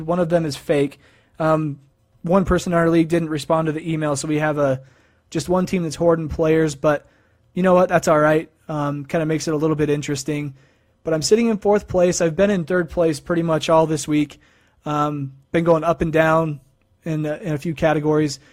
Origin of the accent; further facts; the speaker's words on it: Idaho Falls, Idaho, United States; my hometown of Idaho Falls, Idaho